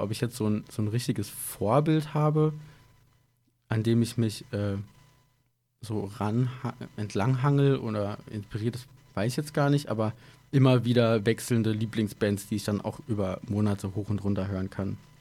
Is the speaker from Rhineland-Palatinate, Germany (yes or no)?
yes; Idar-Oberstein, Rhineland-Palatinate, Germany; moved away as an adult; also born or lived in Koblenz / Frankfurt / Berlin; wir kommen ursprünglich alle aus dem Raum Ida Oberstein, deswegen auch mit der Schule, dass wir uns da halt schon kannten